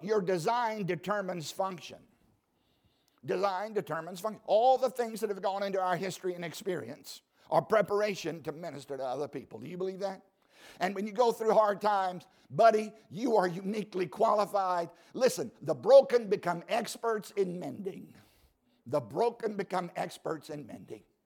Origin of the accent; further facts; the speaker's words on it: Southside Virginia, United States; I grew up in Southside, Virginia, uh, harvesting tobacco